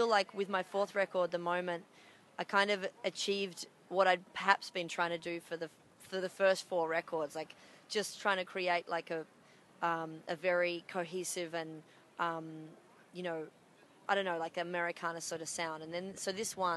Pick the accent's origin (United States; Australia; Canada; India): Australia; Melbourne, Victoria; I'm from Melbourne, Australia